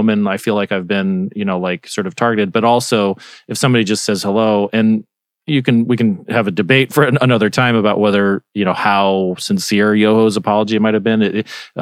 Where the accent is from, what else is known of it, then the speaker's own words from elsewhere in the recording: Arizona, United States; I'm from Arizona